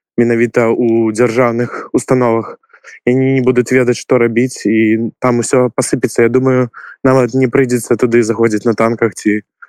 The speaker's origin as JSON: {"language": "Belarusian", "country": "Belarus", "moved": "as an adult", "lives_now": "Kyiv, Ukraine", "said": "я беларус что мы беларусы"}